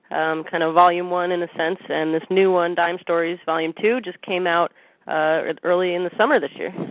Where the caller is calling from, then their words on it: Santa Cruz, California, United States; We're calling him from Santa Cruz, California, uh